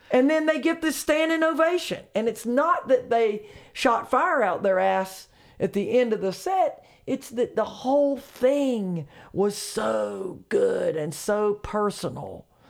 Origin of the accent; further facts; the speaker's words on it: Charlotte, North Carolina, United States; Charlotte, I'm from Charlotte